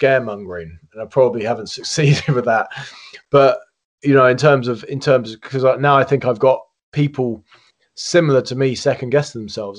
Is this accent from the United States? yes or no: no; United Kingdom; as a British guy